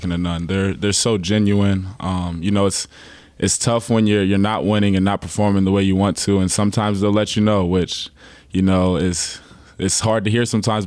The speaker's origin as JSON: {"language": "English", "town": "Charleston", "region": "South Carolina", "country": "United States", "moved": "as an adult", "lives_now": "Knoxville, United States"}